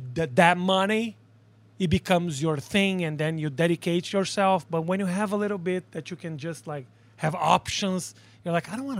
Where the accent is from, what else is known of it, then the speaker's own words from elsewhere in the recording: Brazil; I am from Brazil, and I know what you're thinking.